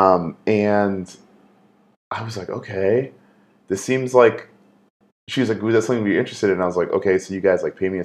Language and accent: English; Fort Lauderdale, Florida, United States; moved away; also born or lived in Jamaica / Gainesville, Florida; I grew up in Fort Lauderdale, Florida, which is essentially like a tropical half beach, half swamp